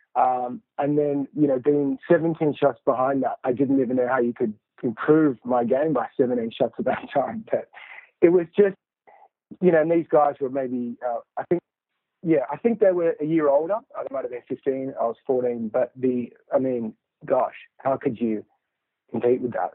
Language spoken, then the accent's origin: English; Sydney, New South Wales, Australia; in Australia is where I grew up in Sydney